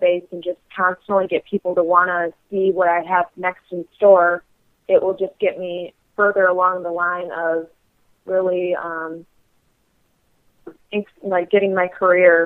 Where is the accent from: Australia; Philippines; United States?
United States; Michigan; my hometown in Michigan